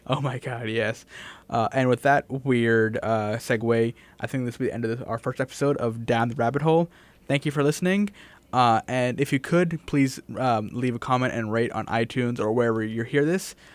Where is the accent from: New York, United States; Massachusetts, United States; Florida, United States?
Massachusetts, United States; I'm from Massachusetts